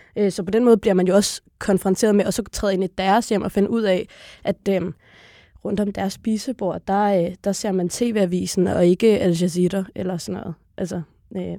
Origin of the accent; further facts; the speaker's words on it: Copenhagen, Capital Region of Denmark, Denmark; så er jeg født og opvokset på Blågårdsplads Plads inde i kernen af på København Nørrebro